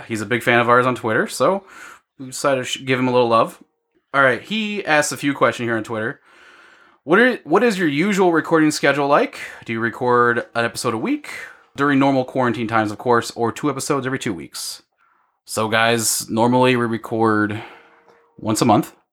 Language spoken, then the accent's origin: English; Illinois, United States; now in Iowa, United States; Ben and I grew up in Illinois